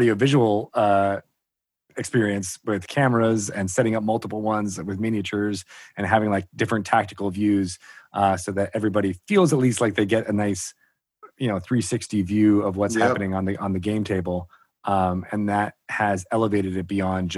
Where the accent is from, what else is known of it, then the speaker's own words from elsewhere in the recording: Connecticut, United States; I grew up in Connecticut